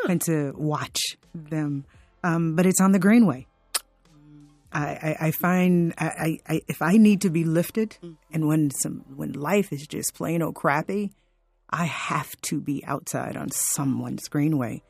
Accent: Fort Lauderdale, Florida, United States; growing up in Fort Lauderdale

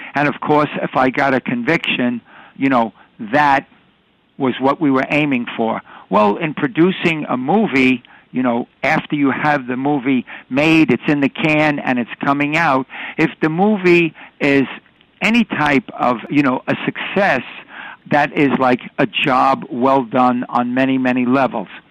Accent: New York City, New York, United States; I was born and raised in New York City

